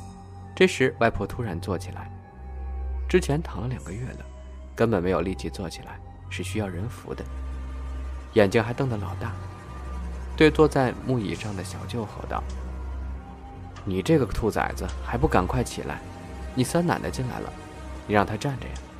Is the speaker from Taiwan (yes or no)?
no; North China, China; 我是北方人，每年到七月的时候就要收割小麦的，那个时候是乡下孩子最开心的季节